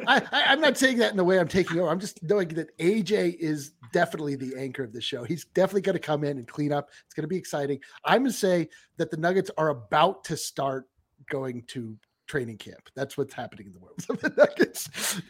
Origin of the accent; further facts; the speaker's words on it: Colorado, United States; I was born in Colorado